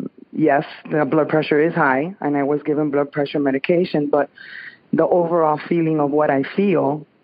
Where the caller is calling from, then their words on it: Pembroke Pines, Florida, United States; I'm calling from Pembroke Pines, Florida.